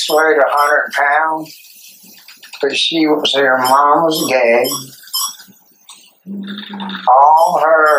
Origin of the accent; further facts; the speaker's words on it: Sylvester, Georgia, United States; I'm from Sylvester, Georgia. We ride horses, go to church, sneak a little beer